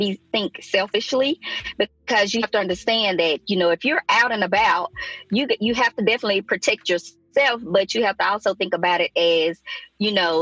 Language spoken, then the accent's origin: English; Mississippi, United States; now in Alabama, United States; I went home to Mississippi, and down there we were still hugging